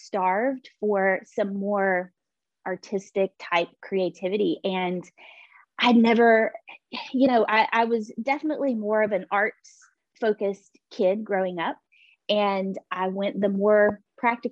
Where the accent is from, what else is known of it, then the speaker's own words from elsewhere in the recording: Pine Mountain, Georgia, United States; now in Columbus, United States; I grew up in Pine Mountain, Georgia.